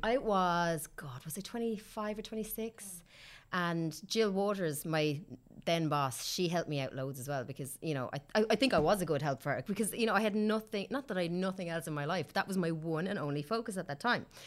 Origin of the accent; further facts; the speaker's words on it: Kilkenny, Leinster, Ireland; moved away as an adult; also born or lived in Australia; now in Dublin, Ireland; I'm from Kilkenny originally